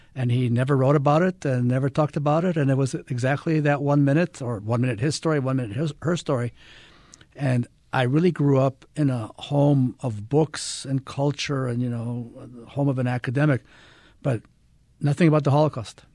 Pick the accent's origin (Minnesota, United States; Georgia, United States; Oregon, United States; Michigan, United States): Michigan, United States; Ann Arbor; moved away; also born or lived in Israel / Utah; I was raised in Ann Arbor, Michigan